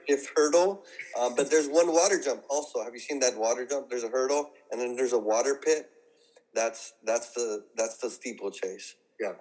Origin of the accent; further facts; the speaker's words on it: San Gabriel Valley, California, United States; I'm from the San Gabriel Valley